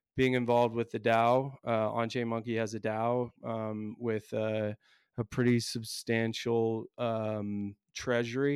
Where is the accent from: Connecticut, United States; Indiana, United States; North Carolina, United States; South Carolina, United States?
Indiana, United States; I'm from the States, Indiana, I teach in a public high school